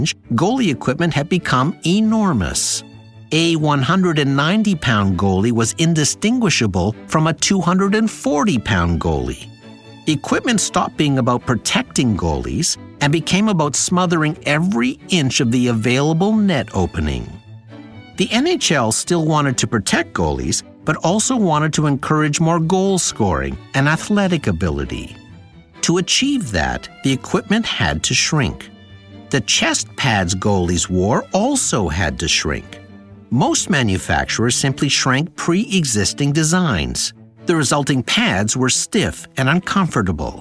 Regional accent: Sudbury, Ontario, Canada; my hometown of Sudbury, Ontario

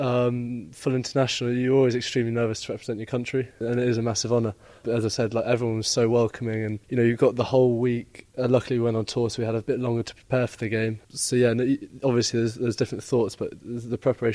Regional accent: Crewe, North West England, United Kingdom; also born or lived in London; we were born in London, lived there for 6-7 years. And then, moved up to the north. And grew up Crewe and Nantwich.

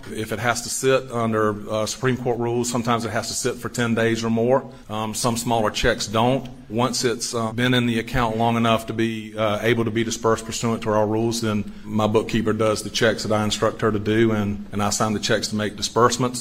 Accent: Bamberg, South Carolina, United States; I grew up in Bamberg

